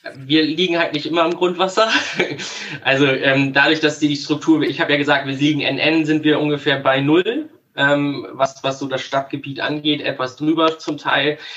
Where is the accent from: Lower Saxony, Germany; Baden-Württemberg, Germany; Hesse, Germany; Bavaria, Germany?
Lower Saxony, Germany; Worphausen; also born or lived in Munich; ich komme aus dem wunderschönen Norden ähm, bei Bremen, aus dem Ort Worphausen. Äh, ja, ich bin da seit 30 Jahren